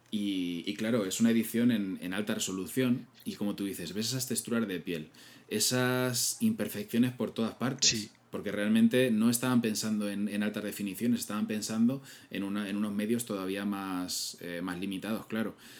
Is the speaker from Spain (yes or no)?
yes; Castilla-La Mancha, Spain; como tú y como yo, que somos manchegos, esos pueblos es que es, nuestra niñez